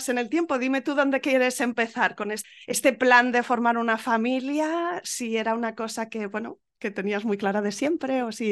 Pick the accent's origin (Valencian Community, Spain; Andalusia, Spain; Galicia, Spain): Andalusia, Spain; Málaga; somos de Málaga.